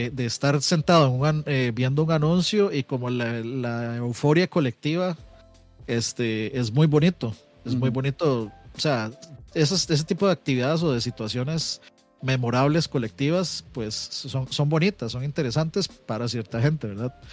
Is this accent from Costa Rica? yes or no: yes; Costa Rica; como Tico aterrizando en Costa Rica yo, me acuerdo